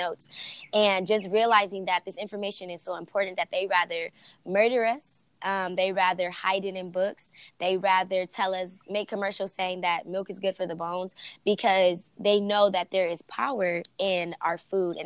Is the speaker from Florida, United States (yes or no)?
no; Los Angeles, California, United States; I'm originally from South Central